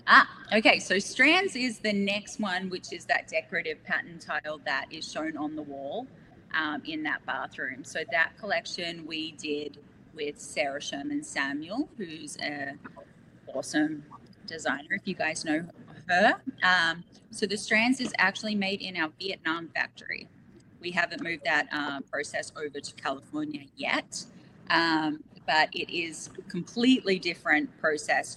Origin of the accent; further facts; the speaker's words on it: Australia; we're Australian